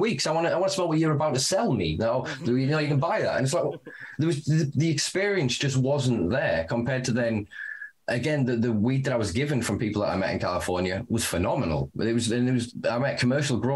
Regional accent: United Kingdom; me being a Brit

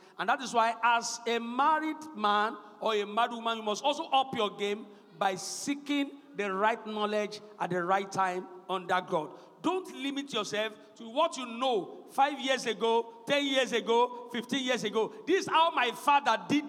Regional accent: Ekiti, Nigeria; I was an Ekiti boy. I mean, I grew up in Ekiti. No, brought up in Ekiti.

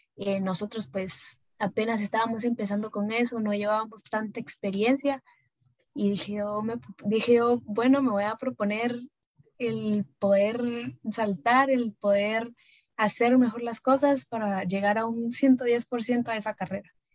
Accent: Guatemala; soy guatemalteca

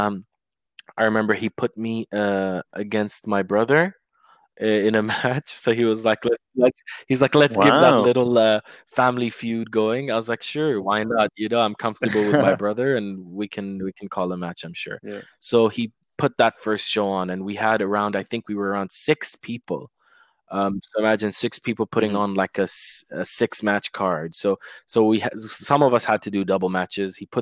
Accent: Dubai, United Arab Emirates; also born or lived in London; somewhere in my hometown

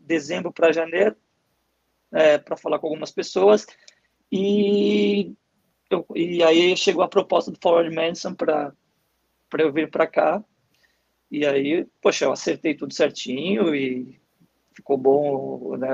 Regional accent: São Paulo, Brazil; moved away as an adult; also born or lived in Bulgaria; now in United States; Sim, eu sou de São Paulo, capital. Né? Nascido e criado em São Paulo.

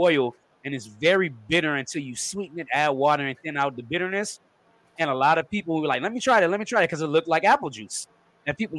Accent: Baytown, Texas, United States; also born or lived in Houston, Texas; I grew up here in Baytown, Texas, right here in McNair. That's the community I'm from. I've lived here my whole life, born in Houston

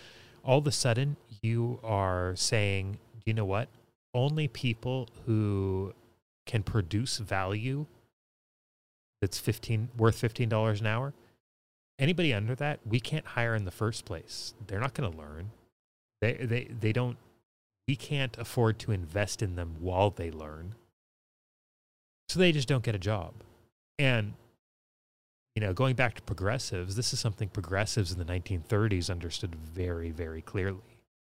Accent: California, United States; I grew up here in California listening to Loveline and Adam Carolla

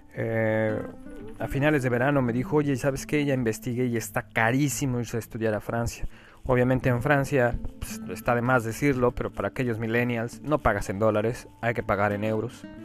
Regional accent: Mexico; moved away as an adult; soy mexicano

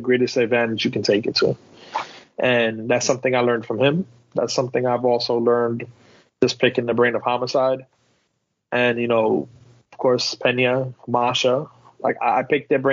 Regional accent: New York City, New York, United States; I came from the South Bronx

